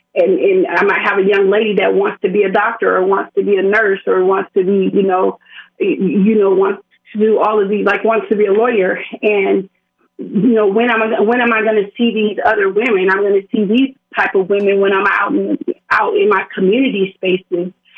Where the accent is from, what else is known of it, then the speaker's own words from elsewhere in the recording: Las Vegas, Nevada, United States; I'm a native of Las Vegas, and I just was thinking about you know where I was in terms of being you know, a young woman of color growing up in Las Vegas